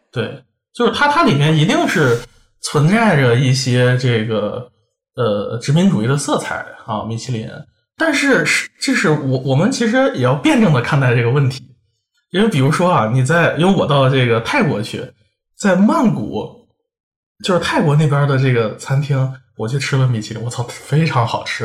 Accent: Xi'an, Shaanxi, China; now in Paris, France; 因为我家是西安的，我从小在那边长大，我们就那边有很多回民

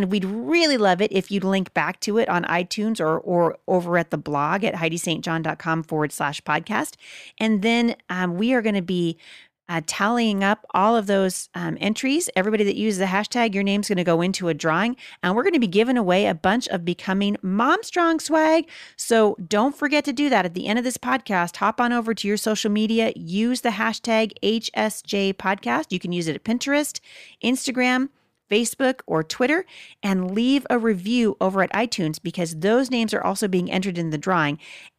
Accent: Portland, Oregon, United States; accent: Portland accent; My accent's kind of a Portland accent, really.

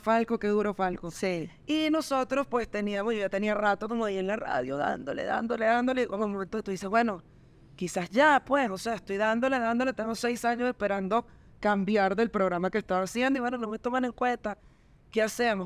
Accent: Venezuela; nosotras que somos venezolanas, comunicadoras

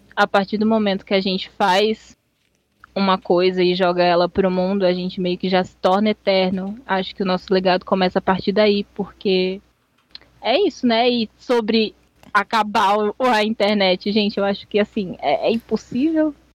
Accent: São Paulo, Brazil; Sou paulista

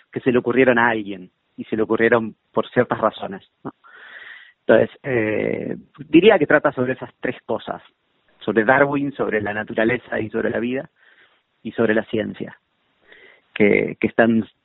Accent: Bahía Blanca, Buenos Aires Province, Argentina; born there; Yo nací en Bahía Blanca.

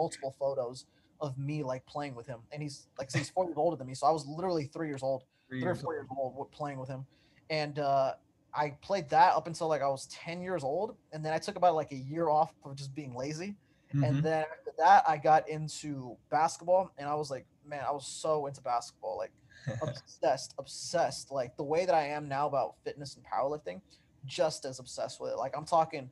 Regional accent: Santa Ana, California, United States; I grew up in Santa Ana, California

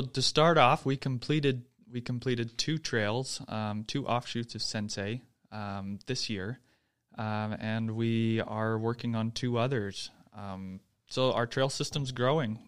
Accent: Texas, United States; moved away as an adult; now in Utah, United States; I'm a native Texan

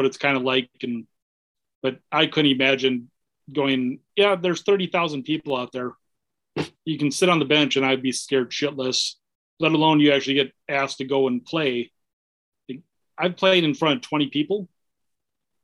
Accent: Minnesota, United States; I grew up in Minnesota.

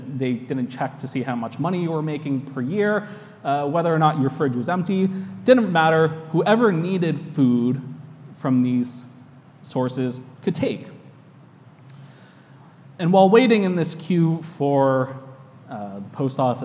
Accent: United States; accent: American English; now in New York, United States; my American English

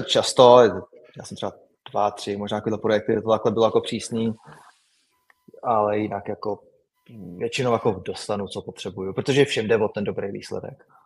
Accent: Czechia; moved away; my Češi

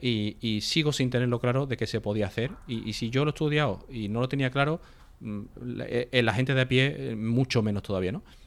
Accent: Seville, Andalusia, Spain; moved away as an adult; yo soy sevillano, ¿vale? Lo que pasa que yo, bueno, me fui de mi casa a los 18 y cuando vine ya no, ya no seguí viviendo en Sevilla

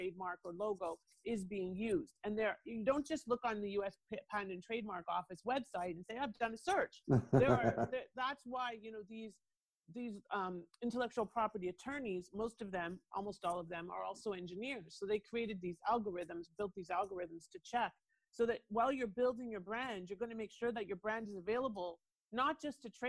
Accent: Toronto, Ontario, Canada; accent: Canadian; now in United States; I'm originally from Toronto. I am an immigrant

